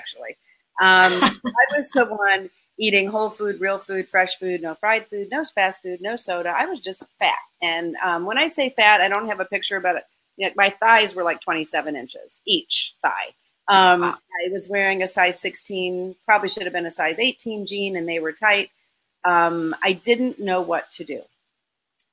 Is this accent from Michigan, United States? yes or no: yes; Michigan, United States; now in Florida, United States; I grew up in Michigan in a Lebanese Armenian household